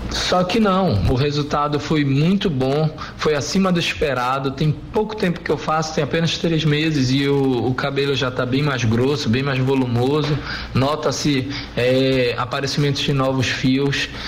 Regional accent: Belém, Pará, Brazil; sou de Belém.

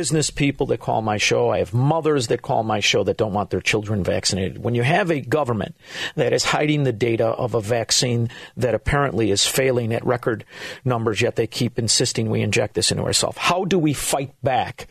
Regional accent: Chicago, Illinois, United States; also born or lived in Melrose Park, Illinois / Florida; I'm a Chicagoan and I'm from Illinois

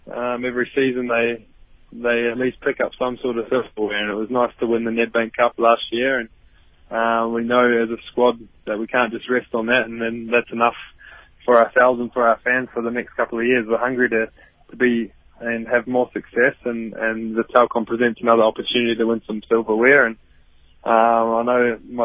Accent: New Zealand; now in South Africa; Very happy Kiwi today

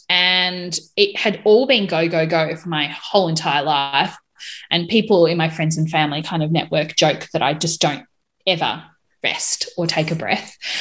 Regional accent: Melbourne, Victoria, Australia; moved away as an adult; now in Hobart, Australia; I'm currently living in Hobart, Tasmania. I was originally from Melbourne

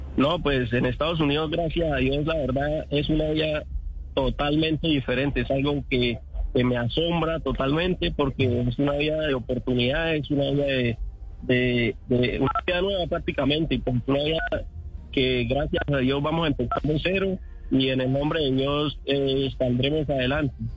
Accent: San Antonio del Táchira, Táchira, Venezuela; moved away as an adult; yo soy de San Antonio en Táchira

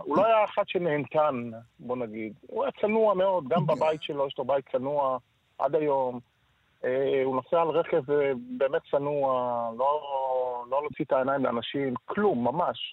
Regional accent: Tel Aviv, Tel Aviv District, Israel; נולדנו בכרם, גדלנו בכרם

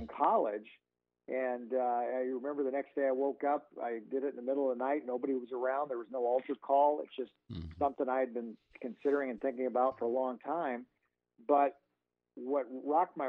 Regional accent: Lincoln, Nebraska, United States; my whole life growing up in Lincoln

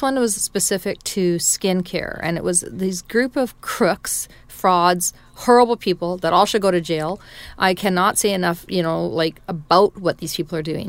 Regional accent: Canada; as a Canadian, we have such deep expertise in growing pulse

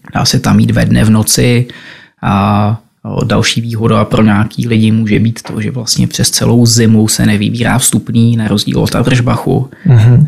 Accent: Trutnov, Hradec Králové Region, Czechia; moved away; also born or lived in Prague; Původem jsem z Trutnova a kde mám dům

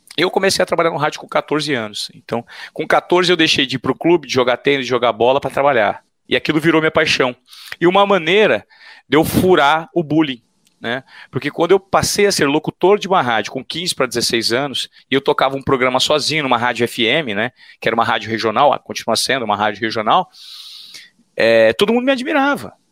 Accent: Presidente Venceslau, São Paulo, Brazil; accent: caipira; Eu sou o típico caipira, criado no interior de São Paulo, que foi conhecer São Paulo, a capital, com 17 anos

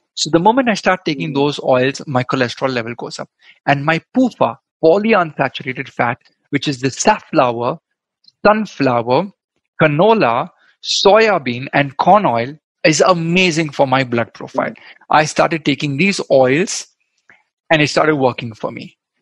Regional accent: Goa, India; I'm from Goa. We love our um, coconut oil

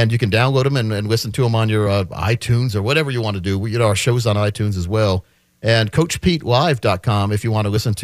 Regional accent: Wisconsin, United States; moved away; also born or lived in Massachusetts; me and my younger brothers, because we grew up in Wisconsin at that time

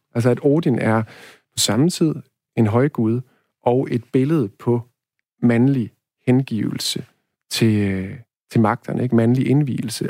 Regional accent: Denmark; first language Danish; jeg har hele tiden været, været dansk, ikke? Og danskhed forstår jeg først og fremmest som, mm, slægtskab, øh, sprog og, øh, og hvad hedder det, sted, ikke? Altså, at jeg hænger sammen med jorden her

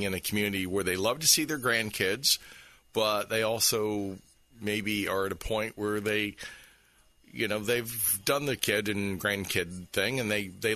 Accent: St. Petersburg, Florida, United States; also born or lived in Clearwater, Florida / Oldsmar, Florida; I was born in St. Petersburg, and I've lived most of my life either in Clearwater or Oldsmar or in this area. And so for me, I consider myself certainly a Florida boy

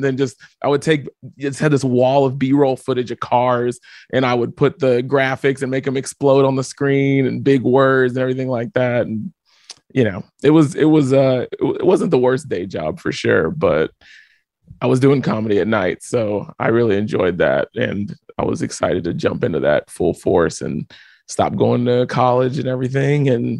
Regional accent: Houston, Texas, United States; I'm from Houston, Texas. Yeah, I'm from Houston, Texas.

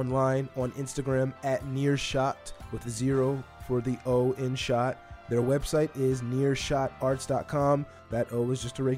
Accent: Baltimore, Maryland, United States; me being from Baltimore

